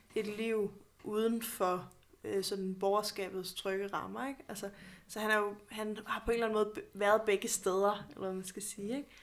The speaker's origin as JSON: {"language": "Danish", "town": "Odense", "region": "Southern Denmark", "country": "Denmark", "tie": "born or raised there", "said": "jeg er født og opvokset i Odense, hvor hos Andersen er alle steder"}